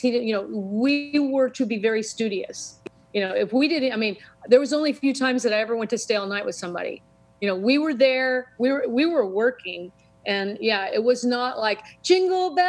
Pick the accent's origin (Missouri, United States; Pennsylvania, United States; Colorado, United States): Missouri, United States; Greentop; also born or lived in Lake of the Ozarks, Missouri; I was born and raised in Greentop, Missouri.